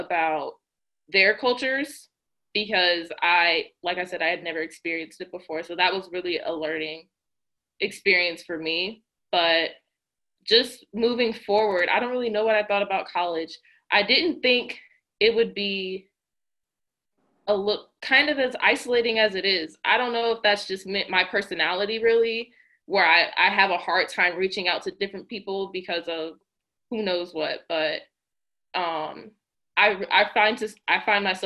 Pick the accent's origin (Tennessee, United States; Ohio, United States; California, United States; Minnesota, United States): Ohio, United States; Cleveland; I'm from Cleveland